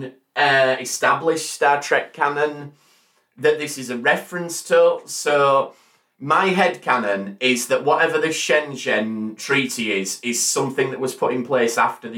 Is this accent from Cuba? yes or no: no; England, United Kingdom